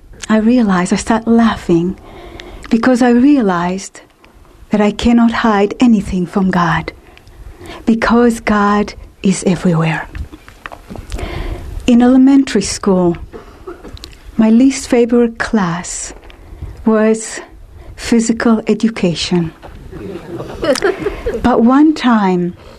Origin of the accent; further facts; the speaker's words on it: Israel; I was born and raised in Israel in a Jewish conservative family